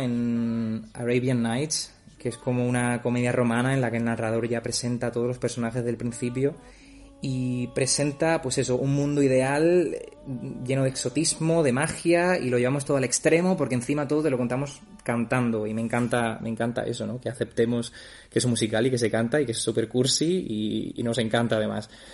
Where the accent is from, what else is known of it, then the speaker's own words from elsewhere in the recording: Ceuta, Spain; moved away as an adult; also born or lived in Germany; now in Stuttgart, Germany; soy de Ceuta y los últimos cuatro años he estado trabajando en Alemania